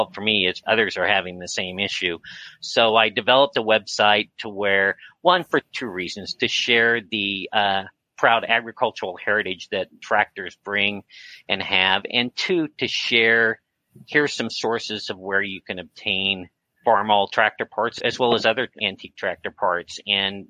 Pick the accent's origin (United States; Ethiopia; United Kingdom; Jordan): United States; Kansas; moved away as an adult; also born or lived in Missouri / Minnesota; we're now in Kansas, born and raised here in Kansas